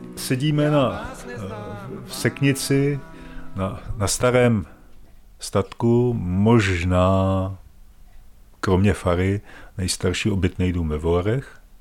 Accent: Žďár nad Sázavou, Vysočina Region, Czechia; moved away as an adult; now in Volary, Czech Republic; Já jsem původem z Vysočiny, ze Žďáru nad Sázavou

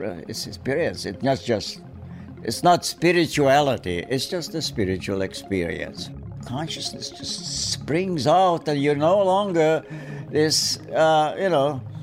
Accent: Budapest, Hungary; moved away; I was born in Budapest, Hungary

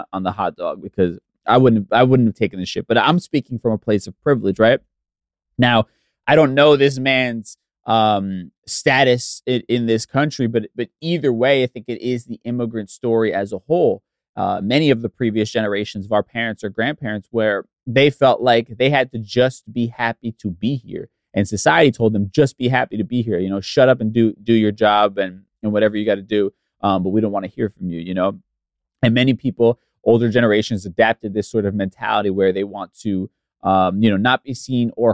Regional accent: East Coast, United States; I'm from the East Coast, so we don't have a ton of history

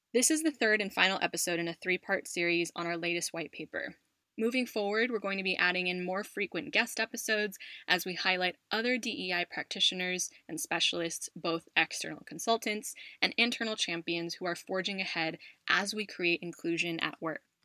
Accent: United States; a tech company based out of the US, my home country

